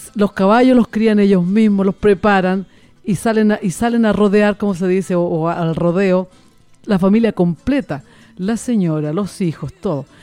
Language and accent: Spanish; Constitución, Maule, Chile; de la localidad de donde soy yo, que es de Constitución, Constitución la perla del Maule